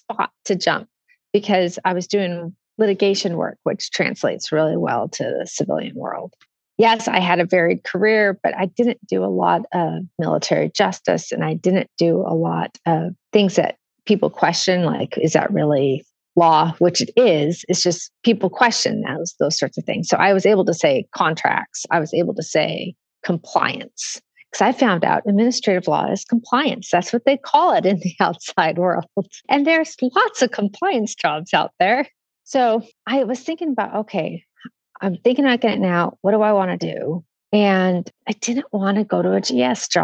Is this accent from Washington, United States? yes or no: yes; Washington, United States; moved away as an adult; also born or lived in Fort Belvoir, Virginia; now in Seattle, United States; I grew up in Washington State